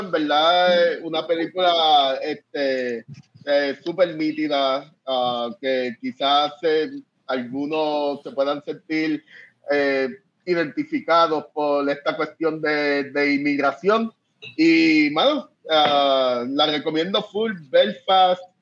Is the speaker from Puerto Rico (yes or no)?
yes; Puerto Rico; moved away as an adult; now in Northern Ireland; yo me mudé de Puerto Rico cuando estaba pasando lo de el verano del 2019 con, eh, con Ricky renuncia. Yo, ah, yo, yo me fui de Puerto Rico al otro día que Ricky renunció, literal.